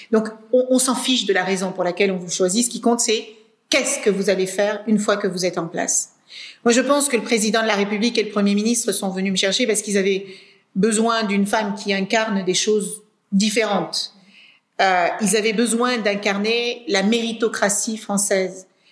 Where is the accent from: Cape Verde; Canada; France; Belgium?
Cape Verde; Moi, je suis née au Cap Vert dans les années 72.